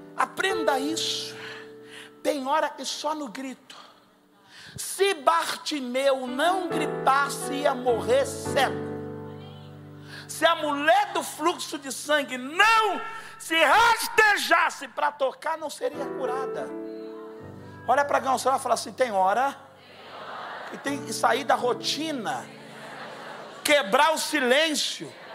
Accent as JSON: {"language": "Portuguese", "country": "Brazil", "said": "eu sou lá da Baixada"}